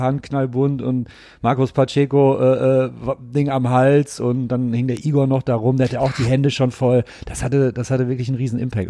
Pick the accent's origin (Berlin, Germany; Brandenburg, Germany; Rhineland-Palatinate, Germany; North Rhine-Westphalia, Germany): North Rhine-Westphalia, Germany; Gelsenkirchen; Ich komme ja ursprünglich aus Gelsenkirchen